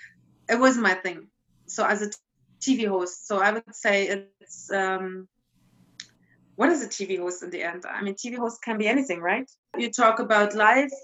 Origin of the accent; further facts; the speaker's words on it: East Germany, Germany; moved away; I come from East Germany